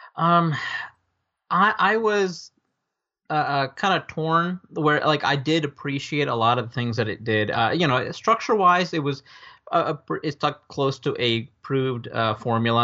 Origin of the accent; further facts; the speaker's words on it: Northern Virginia, United States; also born or lived in New Delhi, India; I grew up in Northern Virginia